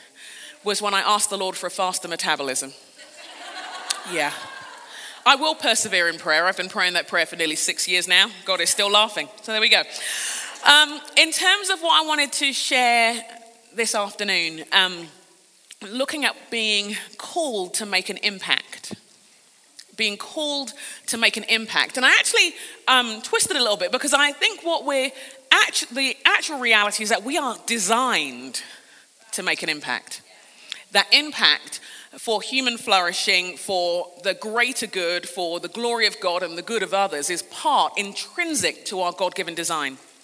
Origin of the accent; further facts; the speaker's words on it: London, United Kingdom; I'm a Brit. I grew up in London in England.